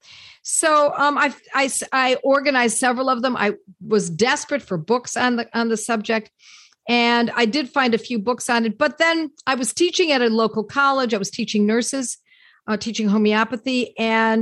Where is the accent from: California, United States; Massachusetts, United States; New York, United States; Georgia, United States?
New York, United States; Buffalo; Buffalo, New York, my hometown